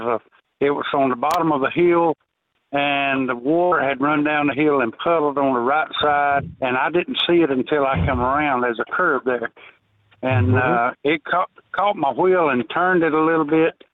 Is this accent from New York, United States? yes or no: no; Georgia, United States; I'm from Georgia